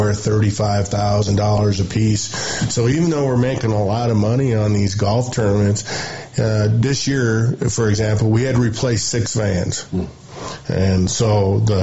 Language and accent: English; Lincoln, Montana, United States; I'm from Lincoln